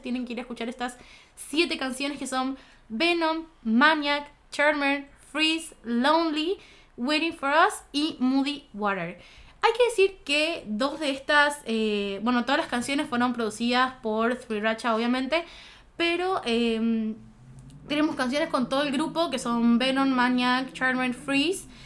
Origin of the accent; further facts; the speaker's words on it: Goya, Corrientes, Argentina; Yo soy de Goya